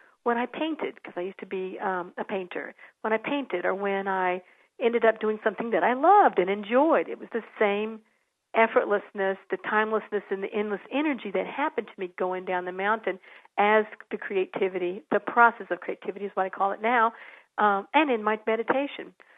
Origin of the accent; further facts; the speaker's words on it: San Antonio, Texas, United States; I grew up in San Antonio